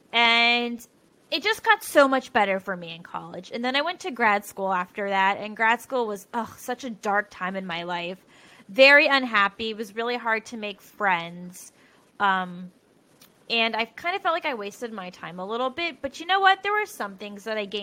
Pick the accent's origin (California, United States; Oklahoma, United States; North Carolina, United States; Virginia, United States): Virginia, United States; Richmond; moved away as an adult; now in Portland, United States; I was born and raised in Richmond, Virginia